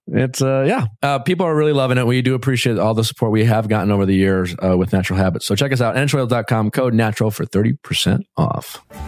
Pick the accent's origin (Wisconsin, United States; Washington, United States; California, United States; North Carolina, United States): Wisconsin, United States; Milwaukee; my hometown